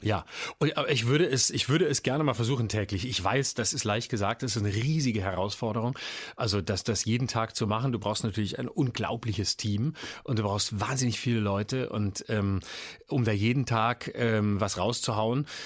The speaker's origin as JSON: {"language": "German", "town": "Lörrach", "region": "Baden-Württemberg", "country": "Germany", "tie": "born or raised there", "said": "Ich bin groß geworden in Lörrach"}